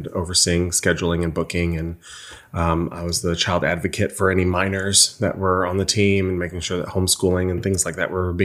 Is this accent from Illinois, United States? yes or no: yes; Granite City, Illinois, United States; moved away; In the St. Louis area, mm-hmm. on the Illinois side, Granite City, Illinois